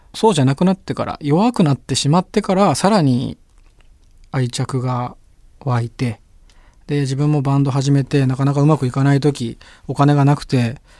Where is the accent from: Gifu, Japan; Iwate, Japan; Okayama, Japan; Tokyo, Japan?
Tokyo, Japan; 葛飾区の花茶屋っていう町の出身なんですけど